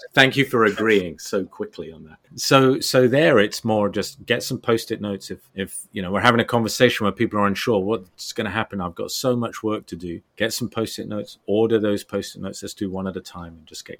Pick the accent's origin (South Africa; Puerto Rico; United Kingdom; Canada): United Kingdom; moved away as an adult; also born or lived in Germany; I left the UK kind of twenty odd years ago